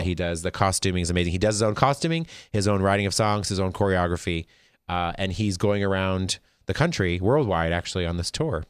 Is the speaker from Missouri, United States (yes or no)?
no; Las Vegas, Nevada, United States; I'm from Vegas